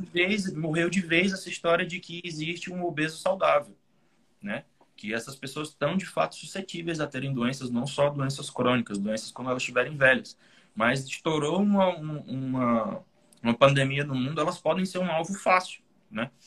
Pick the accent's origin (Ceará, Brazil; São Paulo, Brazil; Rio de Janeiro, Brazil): Ceará, Brazil; Fortaleza; Eu sou do Ceará, Fortaleza, aqui no Brasil